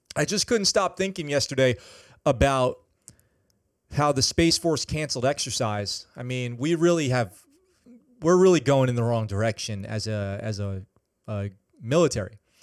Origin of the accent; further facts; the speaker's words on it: Poughkeepsie, New York, United States; I grew up in Poughkeepsie. Poughkeepsie, New York